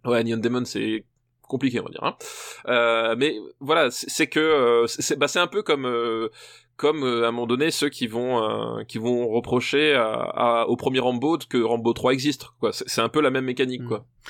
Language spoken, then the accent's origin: French; Alsace, Grand Est, France; je suis alsacien